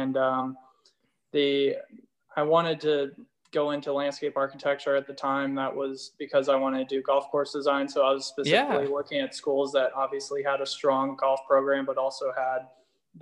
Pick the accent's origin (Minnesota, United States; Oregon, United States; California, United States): Oregon, United States; Eugene; also born or lived in Vilnius, Lithuania; brought me back to Eugene. And I've been lucky enough to stay in the same home my entire life